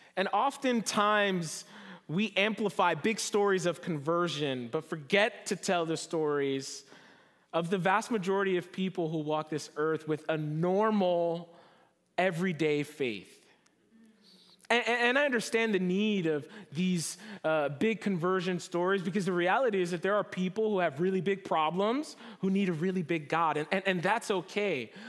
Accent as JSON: {"language": "English", "region": "New Jersey", "country": "United States", "tie": "born or raised there", "moved": "as an adult", "lives_now": "Southern California, United States", "said": "I'm from New Jersey, East Coast, born and raised."}